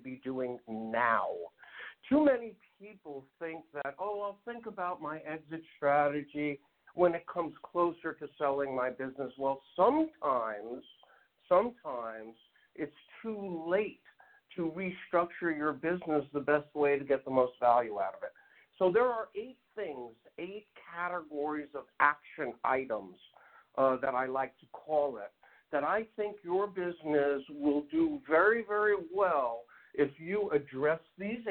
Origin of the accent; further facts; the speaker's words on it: San Diego, California, United States; also born or lived in Bronx, New York; now in Orange County, United States; I was born in the Bronx. Came out here as a young kid with the family, moved to San Diego, have been in Orange County for over 33 years.